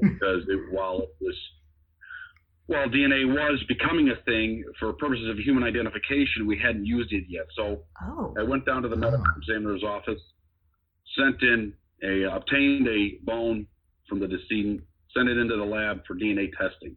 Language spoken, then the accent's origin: English; Chicago, Illinois, United States; I grew up in Chicago, know, on the south side of the city